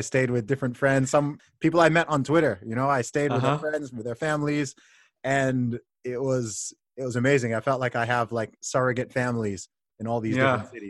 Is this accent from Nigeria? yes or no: yes; Nigeria; I'm Nigerian too